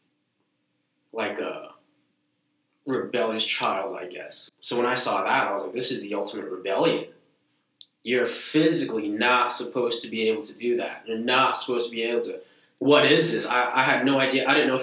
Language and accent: English; Lynn, Massachusetts, United States; also born or lived in Malden, Massachusetts; I was born in Malden, but I was raised in Lynn